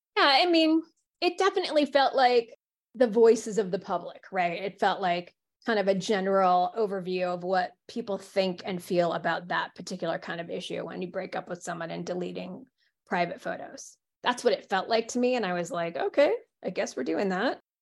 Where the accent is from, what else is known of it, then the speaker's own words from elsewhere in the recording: United States; as an American